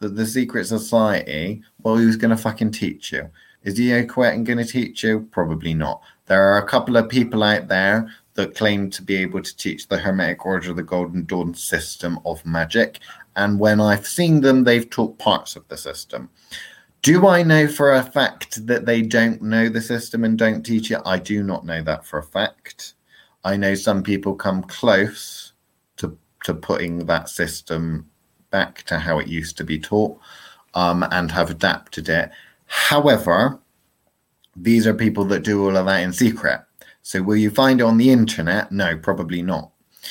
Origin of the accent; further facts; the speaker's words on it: England, United Kingdom; I'm English and my English is pretty shit